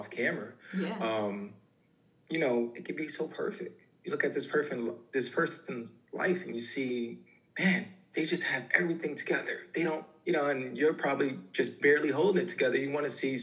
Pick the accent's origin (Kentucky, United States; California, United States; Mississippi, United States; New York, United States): New York, United States; New York City; I'm originally from the Bronx